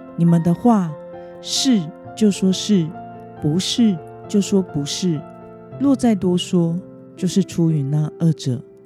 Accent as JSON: {"language": "Chinese", "country": "Taiwan", "said": "身为台湾人的我们"}